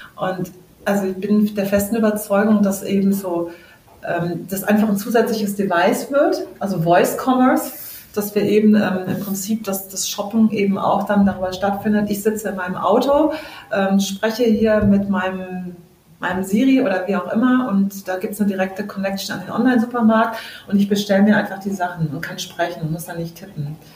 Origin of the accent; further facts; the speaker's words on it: Southern Germany, Germany; moved away; ich komme ja aus Süddeutschland ursprünglich